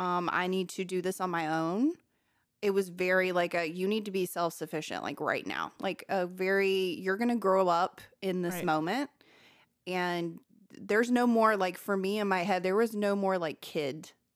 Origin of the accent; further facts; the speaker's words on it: Millbrook, Alabama, United States; also born or lived in Montgomery / Prattville; I grew up in Millbrook, Montgomery, and Prattville, Alabama. So they're all very close to each other. Montgomery is the capital.